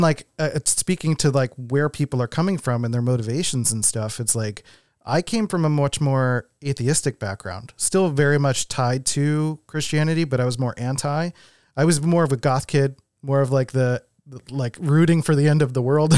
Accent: Philadelphia, Pennsylvania, United States; also born or lived in West Coast; now in Rochester, United States; I'm from Philadelphia, and then I lived on the West Coast for seven years

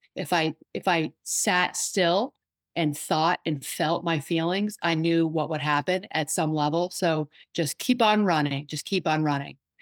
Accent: Washington, District of Columbia, United States; I'm from the Washington, D C area

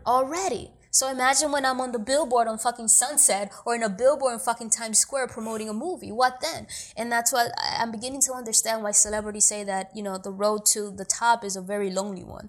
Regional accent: New York City, New York, United States; also born or lived in Dominican Republic; I was born in Dominican Republic, but I grew up in New York

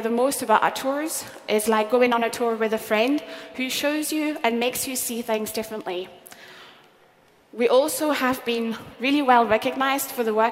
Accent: France; now in Scotland, United Kingdom; my home country, France.

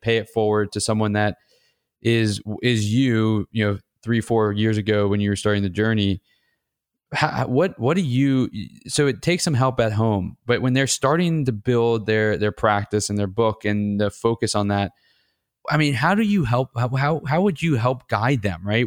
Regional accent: Atlanta, Georgia, United States; my hometown at Georgia Tech

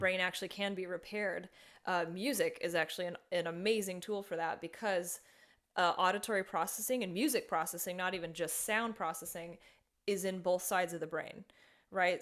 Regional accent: Las Vegas, Nevada, United States; moved away as an adult; now in Florida, United States; I was working in Las Vegas, that's my hometown

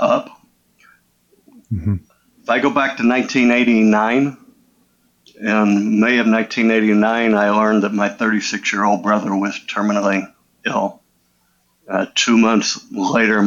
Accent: Illinois, United States; I grew up in Illinois

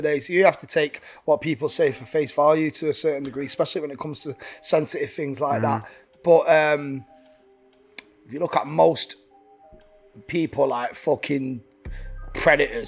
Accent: Manchester, North West England, United Kingdom; we grew up in Manchester where you will get fucking booed off

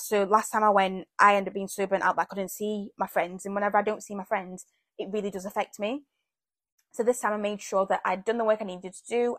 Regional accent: Zambia; moved away; I was born in Zambia

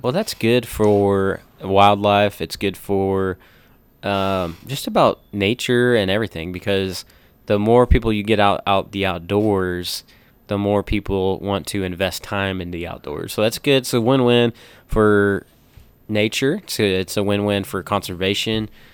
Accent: United States; we're freaking proud to be American

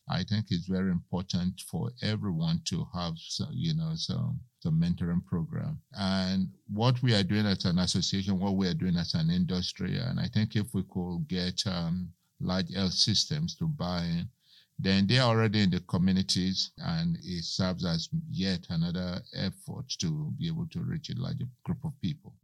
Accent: Lagos, Nigeria; also born or lived in Macon; now in United States; I grew up in Lagos, Nigeria

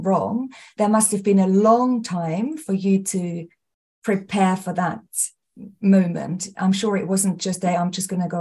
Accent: Austria; moved away as an adult; now in United Kingdom; I was raised and born and raised in Austria, and I came to the UK when I was 19

